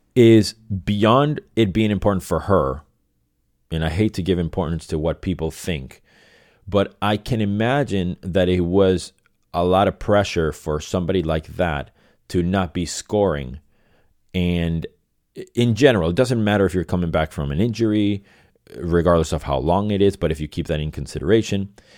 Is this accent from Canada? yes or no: no; Venezuela; moved away as an adult; also born or lived in Boston; now in Los Angeles, United States; I was born and raised in Venezuela.